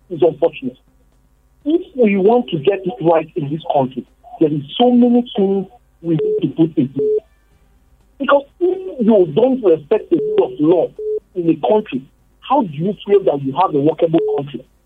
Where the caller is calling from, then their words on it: Bukuru, Plateau, Nigeria; I'm calling from Bukuru.